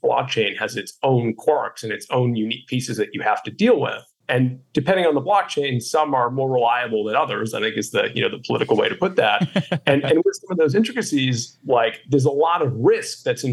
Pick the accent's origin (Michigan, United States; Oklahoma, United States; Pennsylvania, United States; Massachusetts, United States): Massachusetts, United States; Boston; being a Bostonian